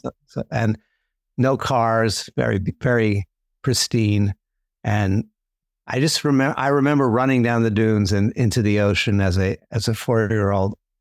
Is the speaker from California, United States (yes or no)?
no; New York City, New York, United States; I grew up in New York City